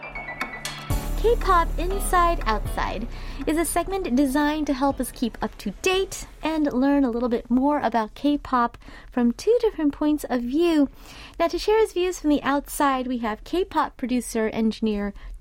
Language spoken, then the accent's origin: English; United States; also born or lived in Los Angeles, United States; now in South Korea; we're growing up in America